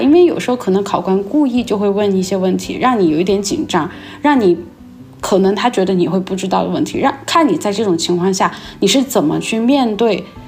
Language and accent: Chinese; Chengdu, Sichuan, China; 因为我是成都人嘛